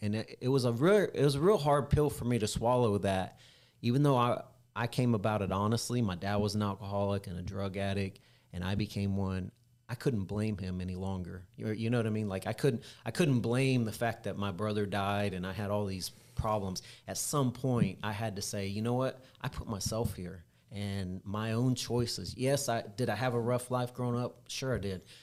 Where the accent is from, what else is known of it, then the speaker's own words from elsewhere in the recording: Independence, Missouri, United States; when I was growing up in Independence, Missouri, in the, in the late eighties, early nineties